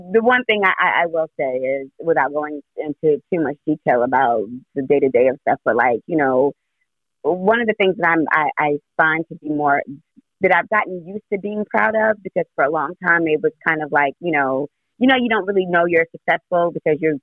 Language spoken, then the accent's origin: English; New York City, New York, United States; also born or lived in Orlando; I'm originally from Brooklyn. My family's here